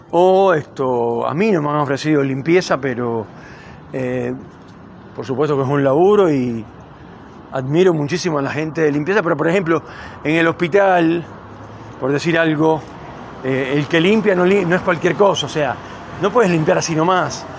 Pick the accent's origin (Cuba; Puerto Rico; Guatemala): Cuba; now in Neuquén, Argentina; yo nací en Cuba